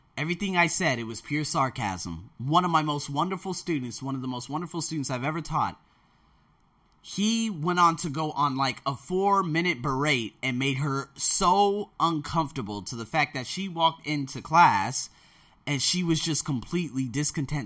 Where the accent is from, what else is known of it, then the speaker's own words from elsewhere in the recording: United States; now in Thailand; I was born in America